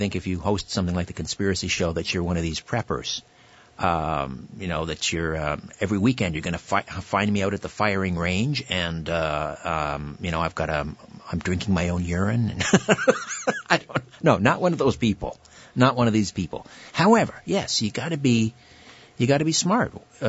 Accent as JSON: {"language": "English", "town": "Brantford", "region": "Ontario", "country": "Canada", "tie": "born or raised there", "said": "the last time I ran into Paul was at the, it was the Cosmic Expo in my hometown, Brantford, last summer."}